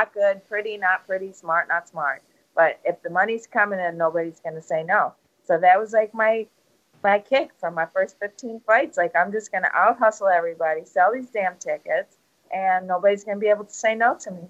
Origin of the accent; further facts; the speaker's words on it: New York City, New York, United States; I come from a little place in Brooklyn where most people don't get out. Most people don't leave the neighborhood, let alone travel